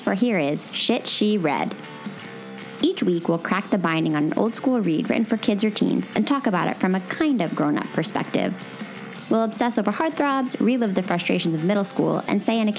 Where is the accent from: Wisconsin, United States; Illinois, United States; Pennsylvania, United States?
Pennsylvania, United States; Philadelphia; moved away; So I am from Philly. My dad grew up in Philly. I live in Philly now. I have not always been in Philly